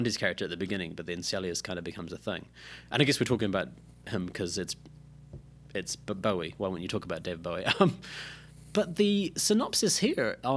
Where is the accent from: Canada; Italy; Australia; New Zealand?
New Zealand; being a New Zealander myself